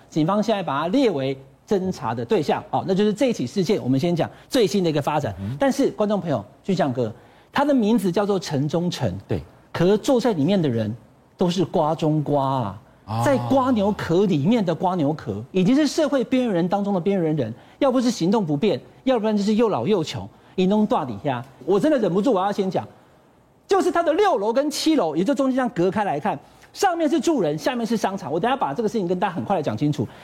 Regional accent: Taichung, Taiwan; 我是台中人

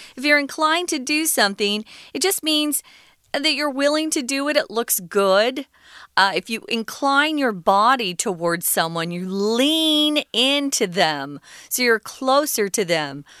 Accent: United States; where we grew up in America

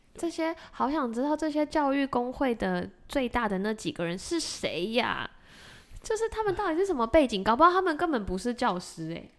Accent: Taiwan; moved away as an adult; now in Massachusetts, United States; 我们两个是从台湾的教育本科来的

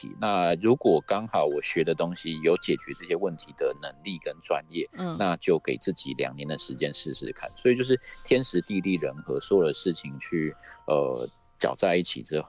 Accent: Taipei, Taiwan; moved away; also born or lived in Hsinchu; 我是台北人。

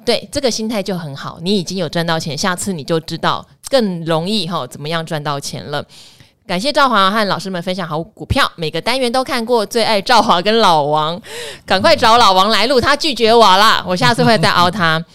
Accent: Pingtung County, Taiwan; 我从小在屏东长大，念到屏东女中毕业

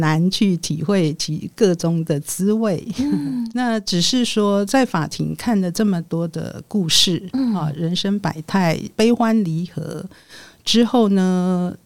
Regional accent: Taichung, Taiwan; 在台中，我的故乡

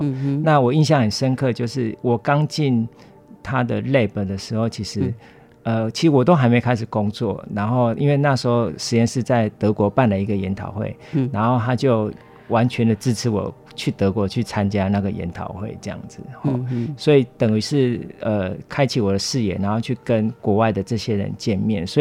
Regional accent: Guiren, Tainan, Taiwan; 呃，台南县。归仁乡

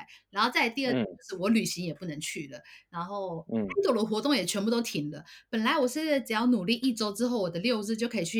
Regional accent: Taiwan; now in Japan; 然后像我自己也是因为我从台湾过来的嘛，所以就是很怕在外地感染的话，其实我们都是怕会被家人担心，

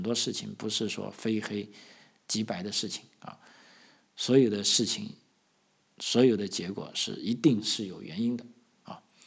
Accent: China; now in Australia; 我们中国人

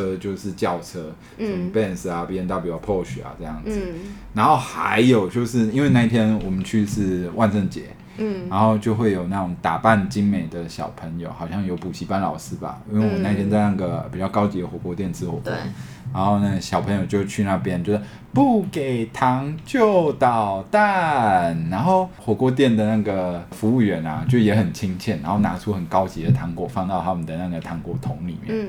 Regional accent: Shandong, China; 然后我因为在山东长大嘛，我以为这一切都是常态。

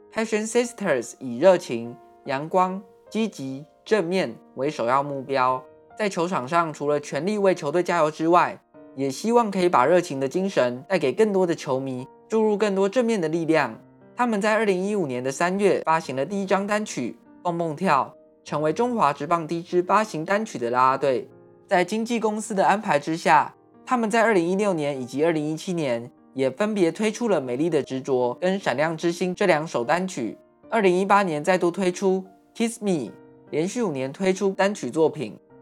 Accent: Taiwan; 台湾是一块宝岛，同时也是我们的家乡

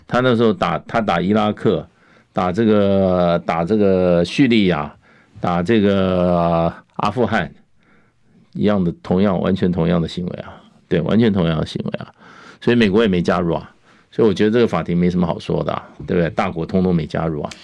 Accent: Taiwan; 我们在台湾这个土地上出生长大

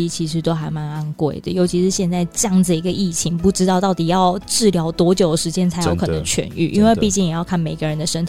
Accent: Taiwan; 即使我是台湾人，

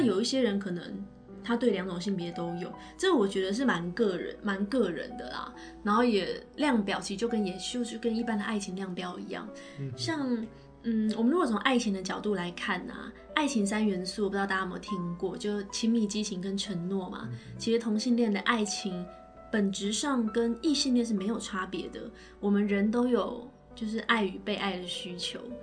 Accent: Taiwan; 我是台湾，来自台湾的心理咨询师，然后也是，呃，美国认证的职涯发展师。那我本科跟硕士都是念台湾师范大学的心理咨询专业

